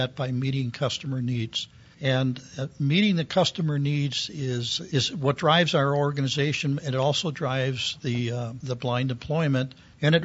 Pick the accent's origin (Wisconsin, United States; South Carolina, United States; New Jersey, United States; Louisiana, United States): Wisconsin, United States; Milwaukee; also born or lived in Oklahoma City; Milwaukee, which was my hometown